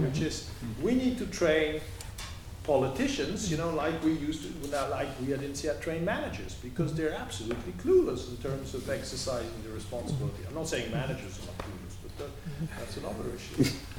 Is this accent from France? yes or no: no; Belgium; I'm from Belgium